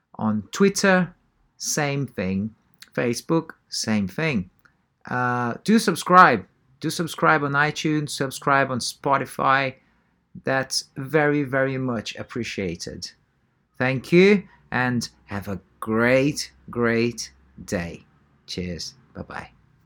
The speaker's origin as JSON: {"language": "English", "country": "Brazil", "tie": "born or raised there", "moved": "yes", "said": "I grew up in Brazil and, uh, very, very poor areas, like, uh, way poorer than here."}